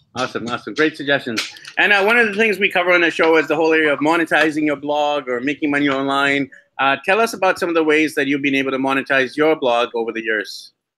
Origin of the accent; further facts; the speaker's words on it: Vancouver, British Columbia, Canada; my hometown of Vancouver, BC, Canada